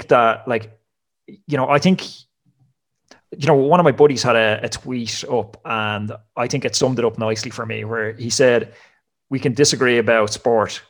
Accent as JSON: {"language": "English", "country": "Ireland", "also_born_or_lived": "France", "moved": "as an adult", "said": "I'm from Ireland"}